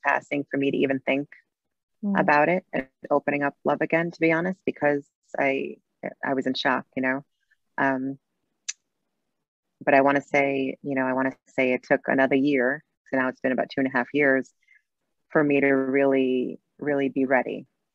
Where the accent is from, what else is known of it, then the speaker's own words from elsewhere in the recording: New York City, New York, United States; I grew up in New York City in Brooklyn, a Latin background